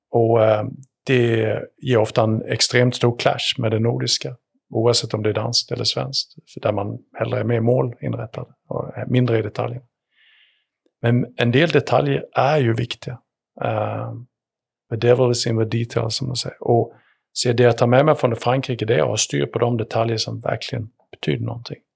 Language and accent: Swedish; Sweden; born there; Självklart, även om jag syns Sverigekilligt så, så är det ju ändå där jag är född.